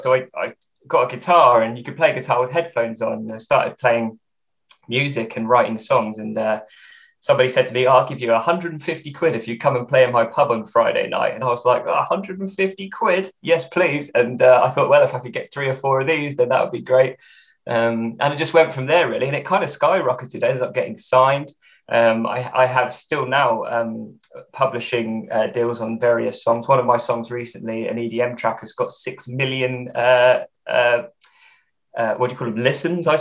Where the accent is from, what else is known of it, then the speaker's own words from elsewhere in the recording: England, United Kingdom; I'm English. That's my ethnicity. And this is England